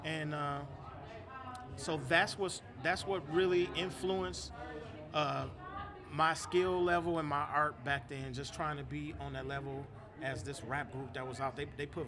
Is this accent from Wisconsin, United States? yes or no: yes; Milwaukee, Wisconsin, United States; I still appreciate growing up in Milwaukee and being influenced by the music here.